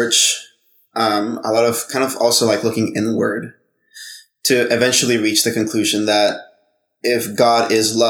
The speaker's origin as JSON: {"language": "English", "country": "Honduras", "said": "I'm from Honduras."}